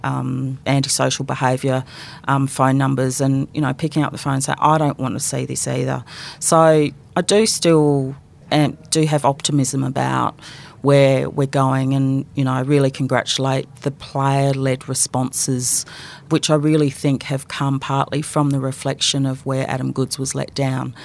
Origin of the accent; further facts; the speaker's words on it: Adelaide, South Australia, Australia; So conceived in Melbourne, born in Adelaide, and adopted into a family